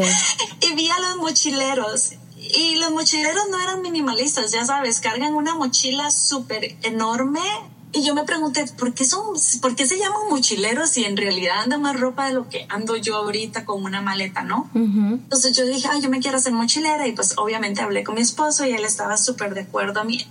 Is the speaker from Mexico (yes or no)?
no; Costa Rica; moved away as an adult; now in New York, United States; soy de Costa Rica, por eso me dijiste estica y soy nacida y criada en Costa Rica, pero me vine a vivir a New York hace 14 años ya